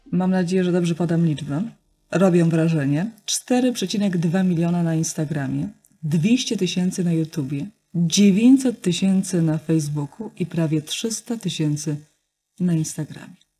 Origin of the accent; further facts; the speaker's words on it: Kuyavian-Pomeranian Voivodeship, Poland; ja z Kujawsko-Pomorskiego, tam nie ma takiej e, gwary